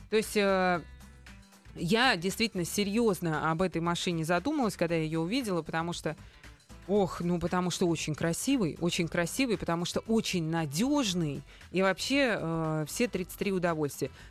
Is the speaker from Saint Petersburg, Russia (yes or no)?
no; Grozny, Chechnya, Russia; Именно, я из Грозного.